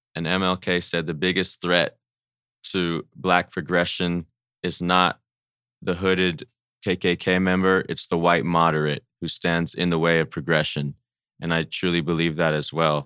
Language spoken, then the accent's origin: English; Pomona, California, United States; I'm from Pomona